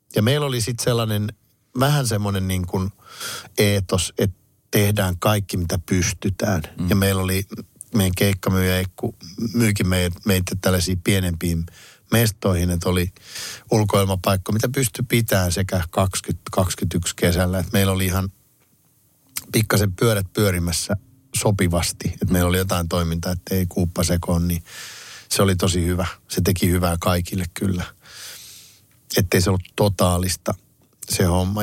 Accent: Kouvola, Kymenlaakso, Finland; mä oon itse Kouvolasta kotosi

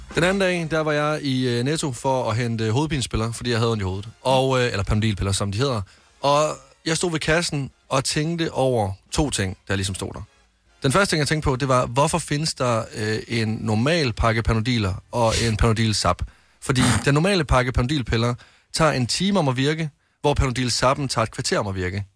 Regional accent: Varde, Southern Denmark, Denmark; moved away; hjemme i Varde

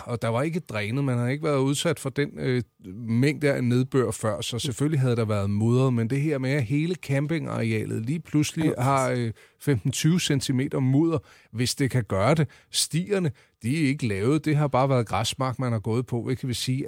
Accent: Central Zealand, Denmark; jeg er fra Midtsjælland, og så er det Roskilde, vi taler om

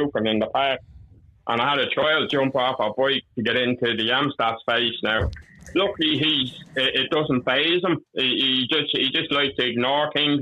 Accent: Dublin, Leinster, Ireland; now in Lucan, Ireland; I'm originally from Milltown. Well, not Milltown, Churchtown

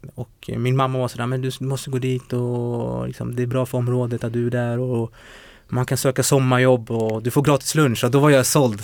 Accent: Botkyrka, Stockholm County, Sweden; also born or lived in Umeå; Jag är uppväxt i Botkyrka, Fittja för att vara mer korrekt.

